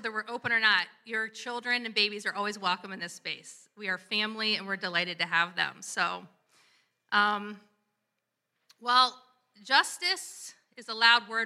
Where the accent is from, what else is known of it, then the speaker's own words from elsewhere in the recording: Columbus, Ohio, United States; my hometown, Columbus, Ohio, where I'm from